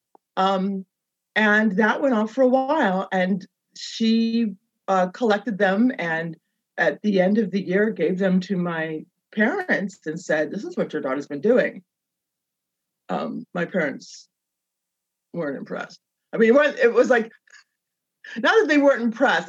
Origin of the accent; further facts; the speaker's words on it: Berkeley, California, United States; moved away as an adult; also born or lived in Los Angeles; I consider Berkeley my hometown. I lived in Los Angeles, though, for a number of years, for probably half of my life, but I'm from Berkeley, and now I'm back in Berkeley